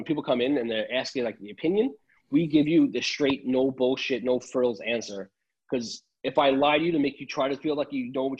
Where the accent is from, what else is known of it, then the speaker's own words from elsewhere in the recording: Long Island, New York, United States; first language Italian; English is a second language; I grew up in Long Island